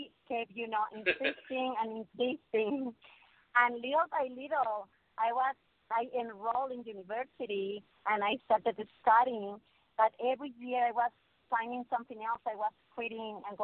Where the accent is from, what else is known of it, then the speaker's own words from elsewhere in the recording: León, Guanajuato, Mexico; moved away; Yo soy de León, Guanajuato, donde la vida no vale nada